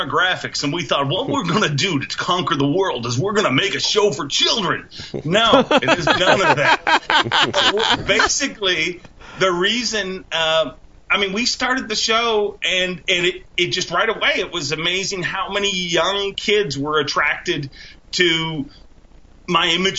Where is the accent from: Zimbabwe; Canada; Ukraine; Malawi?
Canada; as a Canadian